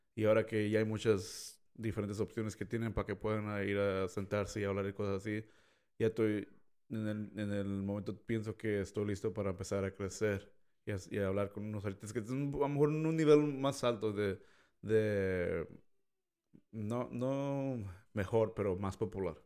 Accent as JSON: {"language": "Spanish", "country": "Mexico", "said": "yo siendo mexicano"}